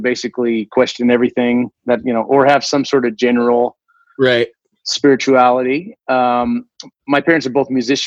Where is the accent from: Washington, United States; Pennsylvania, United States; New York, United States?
Washington, United States; I grew up in Washington